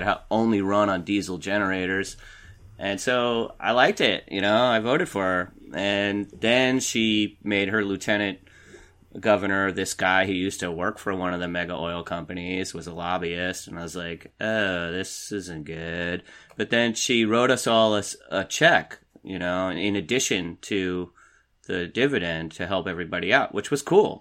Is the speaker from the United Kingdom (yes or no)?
no; New York City suburbs, United States; moved away as an adult; I grew up in New York, in this New York City suburbs.